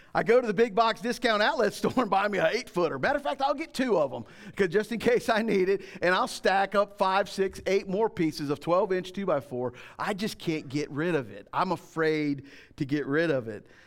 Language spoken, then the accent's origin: English; Florida, United States; When I grew up in Florida, this is way back in the day, um, we didn't lock the doors